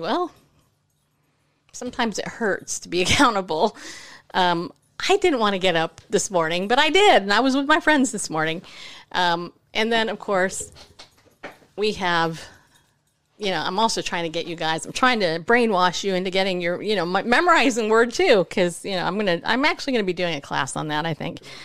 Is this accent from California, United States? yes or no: yes; California, United States; moved away; I grew up in California